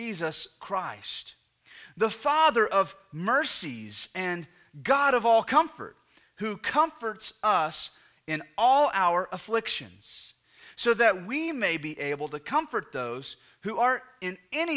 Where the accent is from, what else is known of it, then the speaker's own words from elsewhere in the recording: United States; So we're 21st century Americans